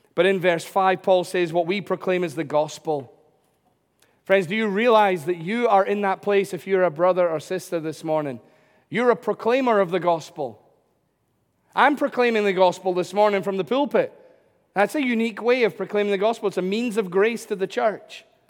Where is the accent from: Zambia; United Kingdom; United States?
United Kingdom